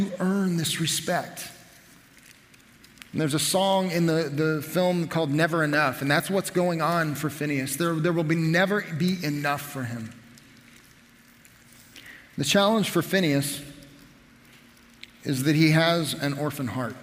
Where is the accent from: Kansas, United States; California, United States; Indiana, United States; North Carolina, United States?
Kansas, United States; Nickerson; I grew up in Nickerson.